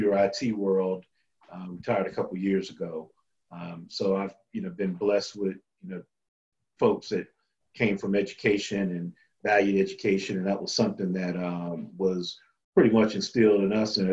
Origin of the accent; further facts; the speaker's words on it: Alexandria, Virginia, United States; growing up in the Alexandria area